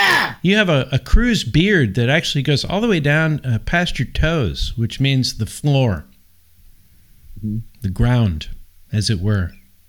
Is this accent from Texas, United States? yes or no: no; San Francisco, California, United States; I'm from San Francisco originally.